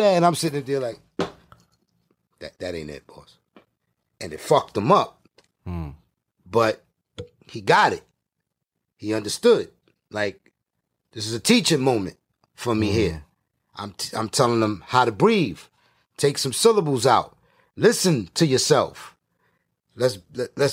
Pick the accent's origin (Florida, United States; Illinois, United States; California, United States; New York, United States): New York, United States; New York City; I'm from Brooklyn.